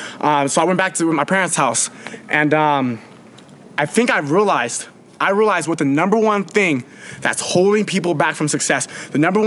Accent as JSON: {"language": "English", "area": "Manteca", "region": "California", "country": "United States", "tie": "born or raised there", "also_born_or_lived": "Irvine, California", "said": "Back home, I live in a small town called Manatee, California."}